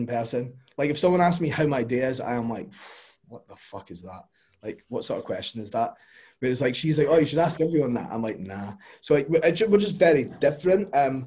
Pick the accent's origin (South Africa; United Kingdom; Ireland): United Kingdom; Scotland; we're Scottish